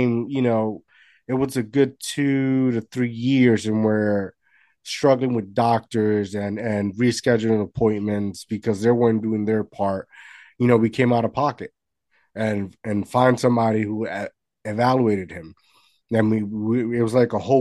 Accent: Puerto Rico; moved away; I grew up in Puerto Rico and everything over there is like Monday through Friday

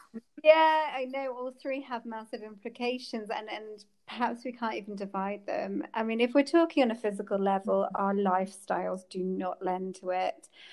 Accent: England, United Kingdom; I come from England

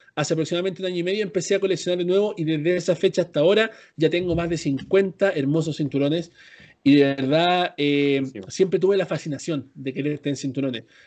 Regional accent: Chile; moved away; soy chileno

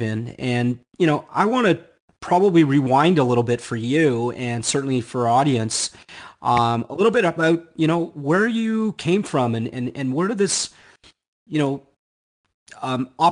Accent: Canada; now in United States; I'm Canadian, so I come from the great white north, and it certainly is cold up there

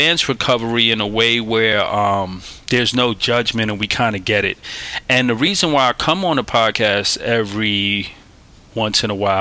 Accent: New York City, New York, United States; also born or lived in Staten Island, New York; I'm a kid from Brooklyn, New York, hailing from New York City. I was born in Staten Island

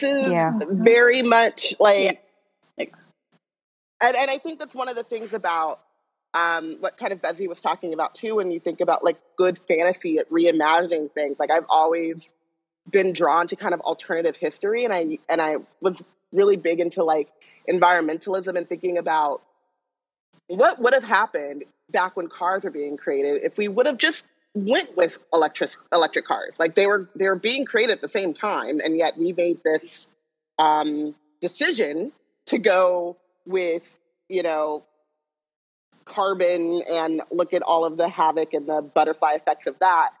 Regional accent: Orange County, California, United States; I grew up in Orange County.

